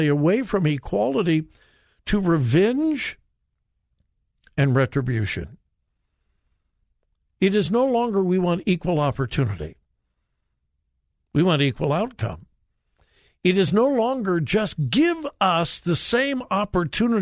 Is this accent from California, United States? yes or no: yes; Compton, California, United States; I grew up in Southern California, graduated from high school in Compton.